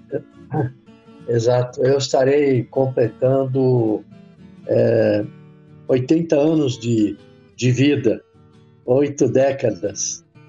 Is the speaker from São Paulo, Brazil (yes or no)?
yes; São Caetano do Sul, São Paulo, Brazil; Meu avô, um, um tio e um primo trabalhavam é, num cinema em São Caetano do Sul, aqui na região do ABC, onde eu nasci